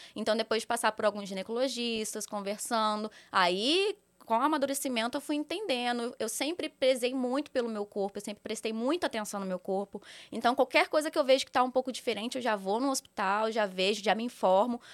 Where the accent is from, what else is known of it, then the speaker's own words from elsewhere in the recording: Volta Redonda, Rio de Janeiro, Brazil; moved away as an adult; now in São Paulo, Brazil; eu sou natural de Volta Redonda, Rio de Janeiro